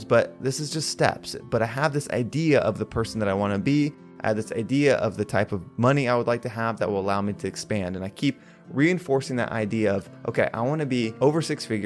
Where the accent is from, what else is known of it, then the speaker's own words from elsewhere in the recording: United States; I was district manager in North and South Carolina, which is my hometown